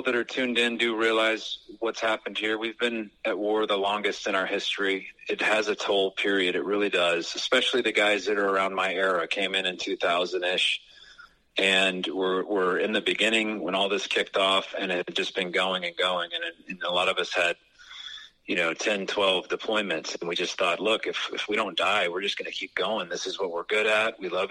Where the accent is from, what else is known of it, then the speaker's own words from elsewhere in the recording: West Texas, United States; when I was a kid, I grew up in West Texas